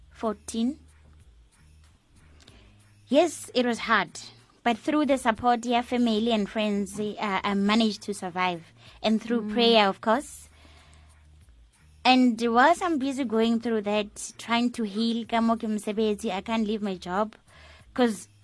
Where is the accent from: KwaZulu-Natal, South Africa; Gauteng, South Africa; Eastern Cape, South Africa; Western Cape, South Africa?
Gauteng, South Africa; Soweto; I'm from Dobsonville, Soweto.